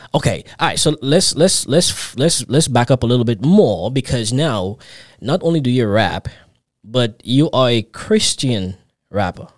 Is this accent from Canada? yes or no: no; Grenada; also born or lived in New York; I'm from the Caribbean too. I'm Grenadian actually